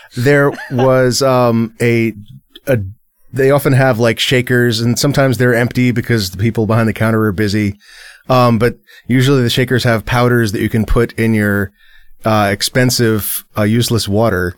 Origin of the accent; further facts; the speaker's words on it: San Diego, California, United States; growing up in San Diego